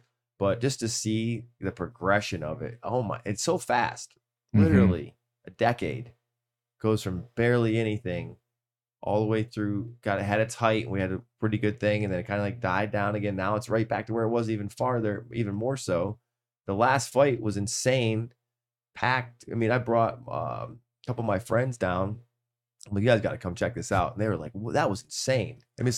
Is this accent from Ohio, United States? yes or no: yes; Cleveland, Ohio, United States; And I'm like, I'm from Cleveland. I'm Cleveland.